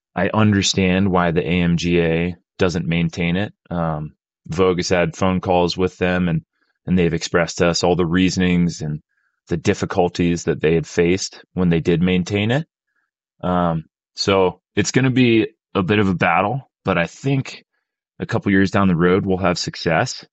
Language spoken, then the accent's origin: English; Pennsylvania, United States; moved away; I, I grew up in Pennsylvania